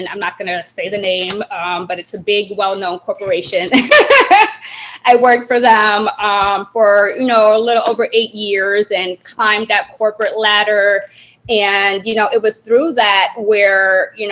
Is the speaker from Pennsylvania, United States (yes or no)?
no; Evanston, Illinois, United States; also born or lived in Jamaica / Chicago area; I was born in Jamaica. I came to America when I was around 5 years old, and we came to the Chicagoland area, and then we moved to Evanston, Illinois, and I've kind of lived in Evanston ever since for my whole life.